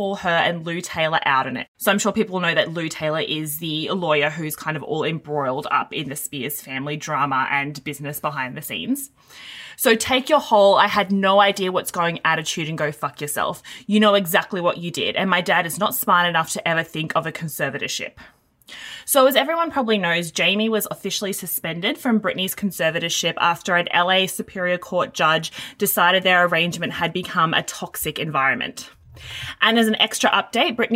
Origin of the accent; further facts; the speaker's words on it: Queensland, Australia; we're both from Queensland